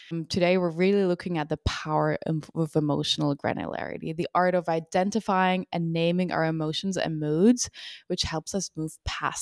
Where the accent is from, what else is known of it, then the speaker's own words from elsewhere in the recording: Switzerland; now in United States; I'm from Switzerland, and when I came over to the U S